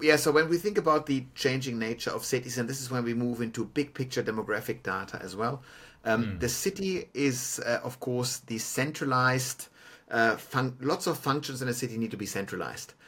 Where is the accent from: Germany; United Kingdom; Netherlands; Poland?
Germany; Munich, Bavaria; now in Melbourne, Australia; Germany, for example, where I'm from, is, is a stagnant uh, population uh, on a national level, but my hometown of Munich